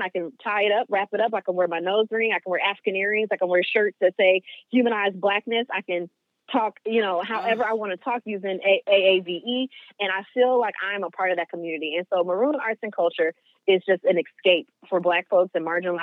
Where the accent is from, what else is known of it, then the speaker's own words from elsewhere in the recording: Greenville, Mississippi, United States; my hometown in Greenville, Mississippi